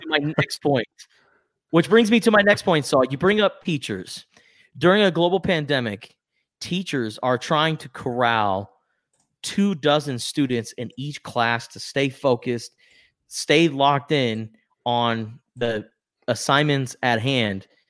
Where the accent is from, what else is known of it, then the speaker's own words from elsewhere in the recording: Tucson, Arizona, United States; growing up in Tucson, Arizona